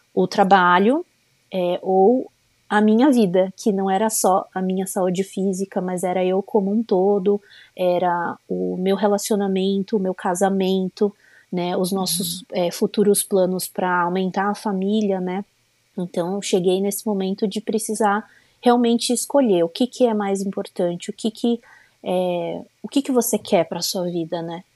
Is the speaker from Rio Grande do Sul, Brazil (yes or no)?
no; São Paulo, Brazil; moved away as an adult; now in United States; eu sou de São Paulo, é, mas já faz quase um ano que a gente tem é, morado aqui nos Estados Unidos